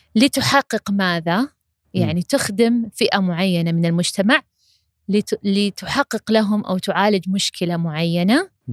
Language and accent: Arabic; Saudi Arabia; عندنا في المملكة العربية السعودية